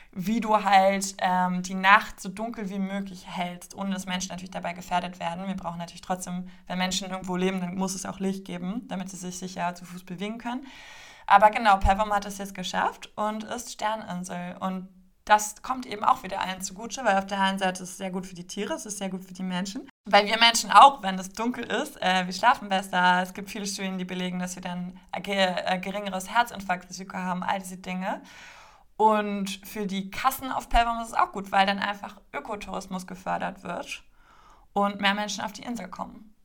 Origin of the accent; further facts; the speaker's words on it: Berlin, Germany; Ich komme aus Berlin